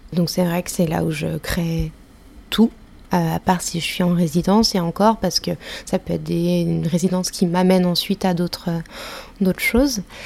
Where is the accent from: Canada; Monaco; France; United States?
France; Ain, near Lyon, Auvergne-Rhône-Alpes; je suis née plutôt de la campagne, euh, donc je viens de Lyon mais euh, même de l'Ain